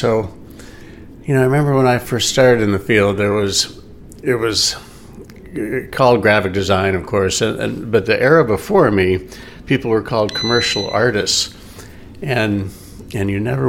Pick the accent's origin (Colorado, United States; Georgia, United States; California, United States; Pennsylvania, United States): California, United States; also born or lived in Cocoa Beach, Florida; that I had a surprising amount of clout just because I was from California.